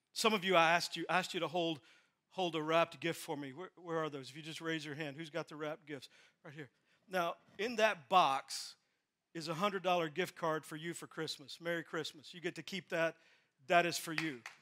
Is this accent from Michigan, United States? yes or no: no; Texas, United States; moved away; I'm from Texas. My dad's still in Texas